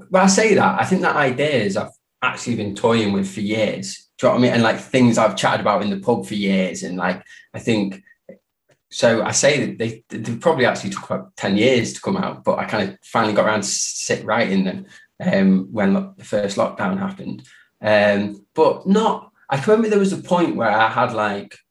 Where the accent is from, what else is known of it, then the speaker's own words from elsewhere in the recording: Derby, East Midlands, United Kingdom; moved away as an adult; also born or lived in Spain / Liverpool; now in Manchester, United Kingdom; growing up in Derby